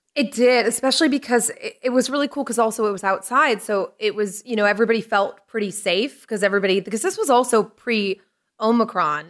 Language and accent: English; Lynn, Massachusetts, United States; also born or lived in Salisbury, Massachusetts; I grew up in Lynn originally till I was like ten or eleven. Then we moved up north to Salisbury